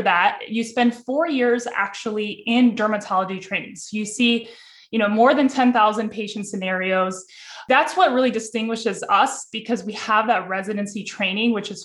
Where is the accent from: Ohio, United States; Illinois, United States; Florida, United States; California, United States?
Ohio, United States; Cleveland; I'm born and raised in Cleveland, Ohio.